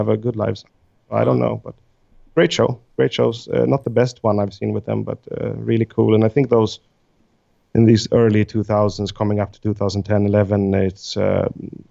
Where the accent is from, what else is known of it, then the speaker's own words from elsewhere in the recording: Stockholm, Stockholm County, Sweden; I'm from Stockholm